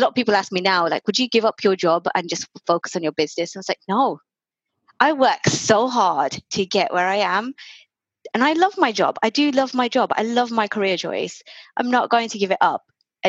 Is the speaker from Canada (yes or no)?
no; India; as an Indian, you don't buy your own house.